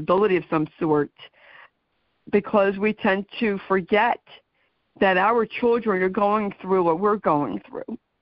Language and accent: English; New Jersey, United States; I am from New Jersey